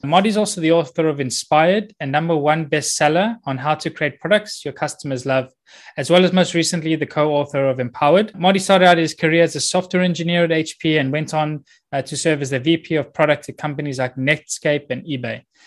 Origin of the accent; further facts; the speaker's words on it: South Africa; also born or lived in Copenhagen / Boulder, Colorado; now in Cyprus; I grew up in South Africa. I've been living in Cyprus for the last eighteen, nineteen years now